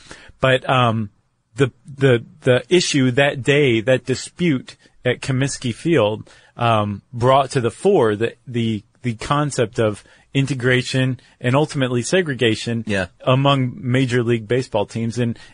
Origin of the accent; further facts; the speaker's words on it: Toledo, Ohio, United States; My hometown integrated baseball team in 1880s.